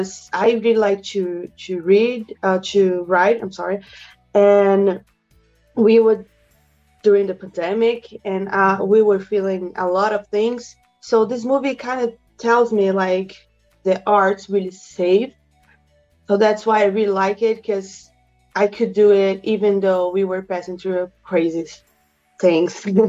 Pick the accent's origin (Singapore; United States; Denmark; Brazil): Brazil; I'm from Brazil.